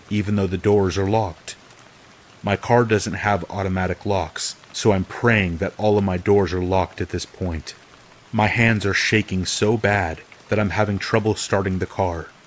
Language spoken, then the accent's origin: English; California, United States; Of course, I'm from California, and of course, I didn't read the lease carefully.